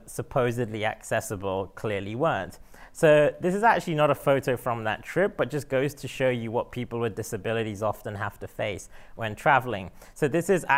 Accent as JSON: {"language": "English", "region": "London", "country": "United Kingdom", "tie": "born or raised there", "moved": "as an adult", "lives_now": "San Francisco, United States", "said": "I was born and brought up in London and moved to San Francisco a couple of years ago"}